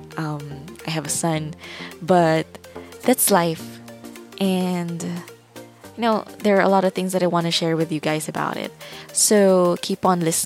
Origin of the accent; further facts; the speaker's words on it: Philippines; I'm from the Philippines